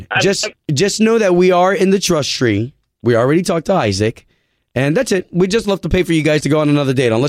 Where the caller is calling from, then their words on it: College Park, United States; I'm calling you from College Park.